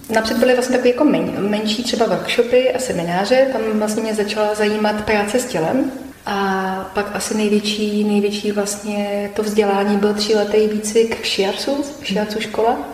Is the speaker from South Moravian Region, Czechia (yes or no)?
no; Liberec Region, Czechia; u nás v Libereckém kraji